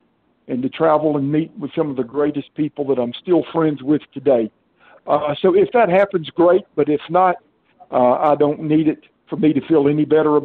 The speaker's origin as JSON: {"language": "English", "region": "the South", "country": "United States", "tie": "born or raised there", "said": "But I grew up in the South. I've been here all my life"}